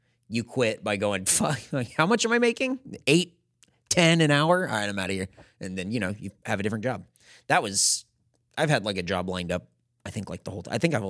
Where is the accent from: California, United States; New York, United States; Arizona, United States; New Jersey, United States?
California, United States; now in Austin, United States; I was the first person that ever got hired at a brand new Target in my hometown of Santee, California.